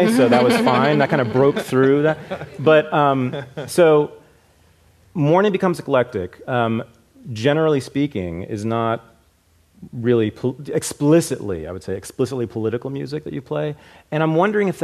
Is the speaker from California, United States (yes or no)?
yes; Berkeley, California, United States; I grew up in Berkeley, the home of Calex